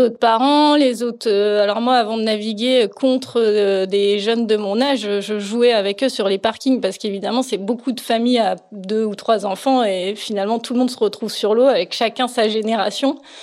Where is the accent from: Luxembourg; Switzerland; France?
France; Plouguerneau, Brittany; je suis née à Plouguerneau, donc c'est un petit tout petit peu au nord de la Euh, mes parents étaient professeurs à Brest et du coup, on habitait à Plouguerneau quand je suis née